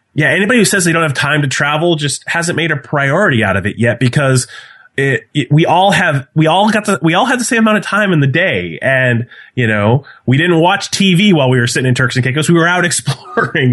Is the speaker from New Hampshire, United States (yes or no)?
yes; New Hampshire, United States; now in Milford, Massachusetts, United States; I was born and raised in New Hampshire